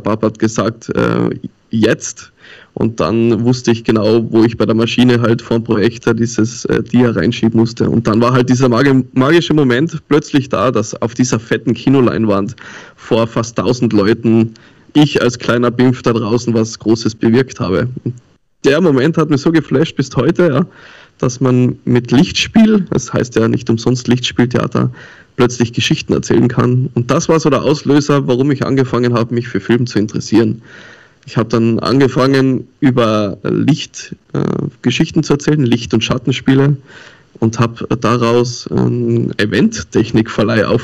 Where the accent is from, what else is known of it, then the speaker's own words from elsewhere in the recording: Tyrol, Austria; now in Hamburg, Germany; Mein Opa war Sizilianer und ich komme eigentlich aus Tirol und lebe schon länger jetzt in Hamburg, das neunte Jahr.